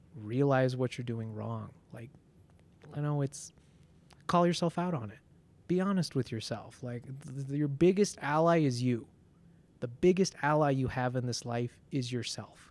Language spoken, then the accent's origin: English; Denver, Colorado, United States; also born or lived in Ciudad Nezahualcóyotl, Mexico; I, am from Denver. I'm from Colorado